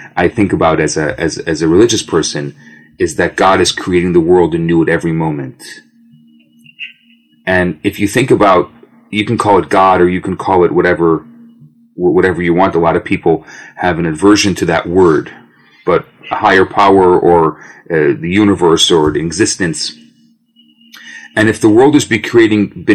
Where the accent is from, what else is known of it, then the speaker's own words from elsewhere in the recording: Skokie, Illinois, United States; now in Montreal, Canada; I grew up in Chicago. I grew up in the western suburbs of Chicago, Skokie, Des Plaines.